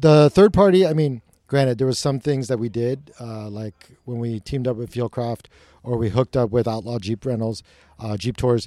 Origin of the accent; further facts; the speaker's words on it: Long Beach, California, United States; I grew up in Long Beach